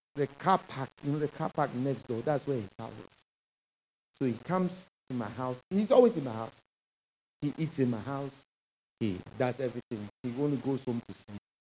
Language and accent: English; Ghana; moved away as an adult; When I moved from Ghana here